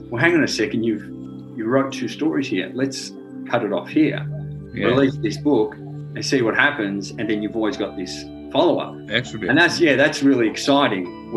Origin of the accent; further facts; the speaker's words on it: St Helena, Victoria, Australia; I grew up around Saint Helena, so yeah. uh, there was a bit of bushland there.